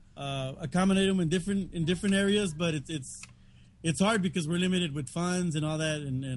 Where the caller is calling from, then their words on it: Tijuana, Baja California, Mexico; also born or lived in United States; I'm calling you guys from Tijuana, Mexico, Baja California.